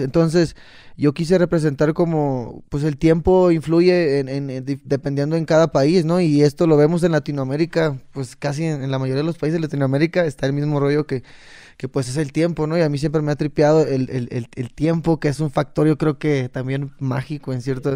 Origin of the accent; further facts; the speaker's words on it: Cabo San Lucas, Baja California Sur, Mexico; yo soy de Cabo San Lucas.